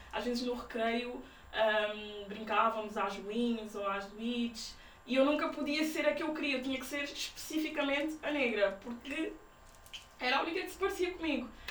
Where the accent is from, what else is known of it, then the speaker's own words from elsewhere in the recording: Portugal; os meus pais são guineenses e eles sempre tiveram cuidado de passar essa, essa cultura em casa, mas também nasci, nasci em Portugal